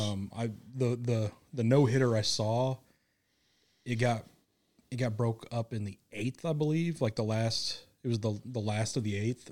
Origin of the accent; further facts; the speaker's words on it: Kansas City, United States; moved away; growing up in Kansas City